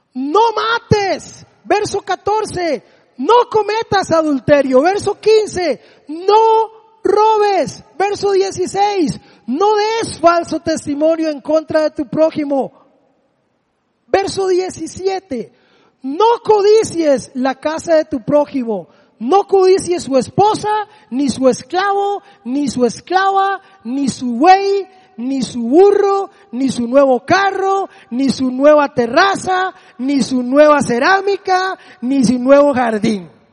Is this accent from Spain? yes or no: no; Desamparados, San José, Costa Rica; el polideportivo donde yo me crié allá en Desamparados